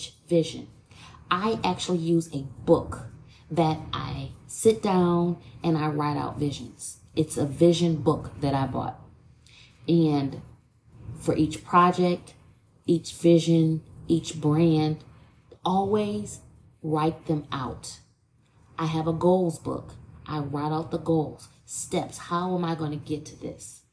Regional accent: Toledo, Ohio, United States; from my hometown in Toledo

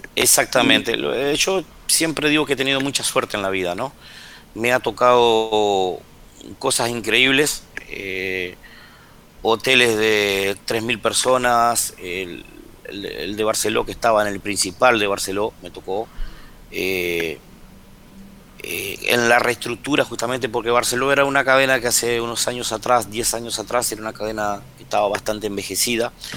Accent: Argentina; moved away as an adult; also born or lived in Cuba / Dominican Republic; otro hotel más que se inauguraba acá en Termas y bueno, que es el que estoy ahora, me vine de nuevo porque mi tierra, tengo mi familia cerca

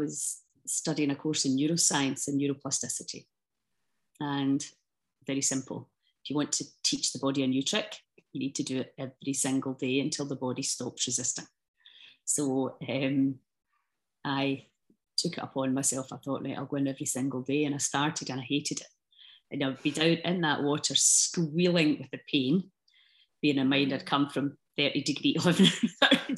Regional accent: Scotland, United Kingdom; I love being Scottish. I love the Scottish people

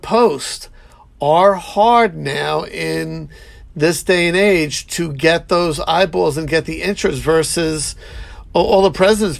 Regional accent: New York, United States; accent: New York; my New York accent

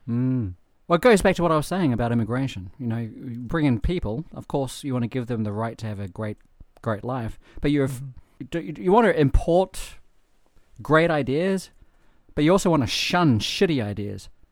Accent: New Zealand; moved away; I'm from New Zealand

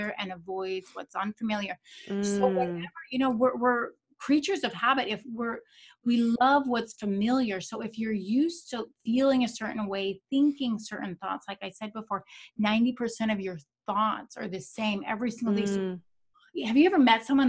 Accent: Naples, Florida, United States; also born or lived in Boca Raton, Florida; I'm from Naples, Florida

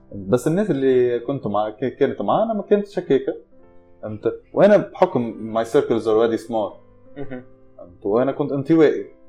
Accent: Tunisia; moved away; انا تونسي

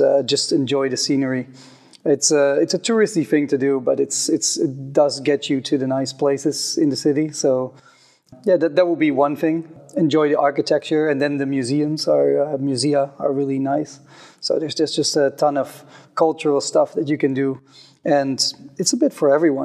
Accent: Huizen, North Holland, Netherlands; now in Innsbruck, Austria; Born and raised in the Netherlands. From basically the center of the Netherlands, in a tiny town called Huizen, in between Utrecht

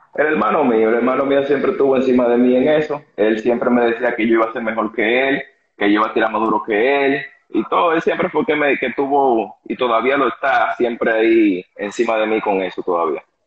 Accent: San Cristóbal, Dominican Republic; yo nací en San Cristóbal, criado en San Cristóbal, yo soy de San Cristóbal

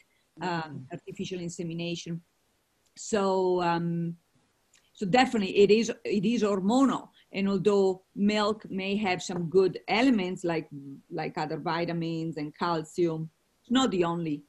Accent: Italy; moved away; I come from Italy, as you most of you know. And I actually come from a dairy farm that makes a lot of the Parmesan cheese. You've all had Parmesan cheese. It comes from my region where I was born. So I grew up on a lot of milk.

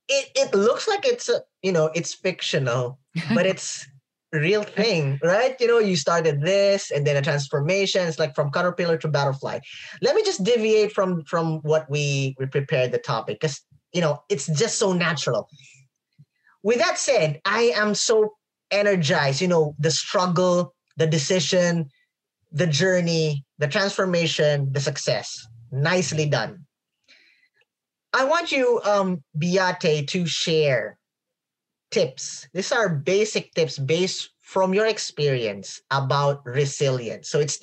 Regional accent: United States; coming from, I'm an American, so...

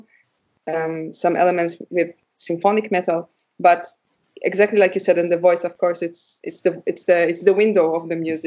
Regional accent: Israel; now in Leipzig, Germany; I come from Israel

